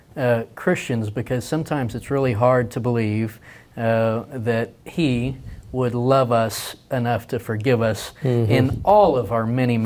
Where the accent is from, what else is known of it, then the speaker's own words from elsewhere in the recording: Texas, United States; As a freedom-loving Texan